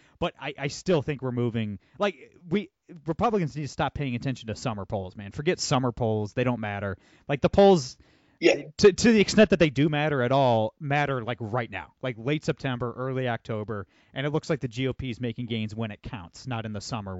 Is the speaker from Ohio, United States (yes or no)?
yes; Ohio, United States; born or raised there